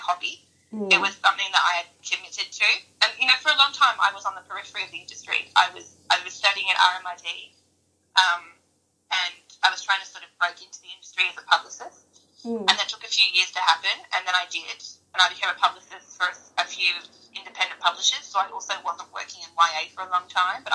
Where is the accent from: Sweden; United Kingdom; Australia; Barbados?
Australia; I'm Australian